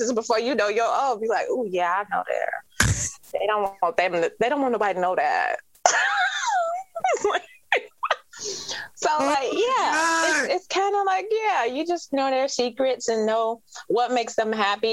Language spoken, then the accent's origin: English; Detroit, Michigan, United States; So I'm from Detroit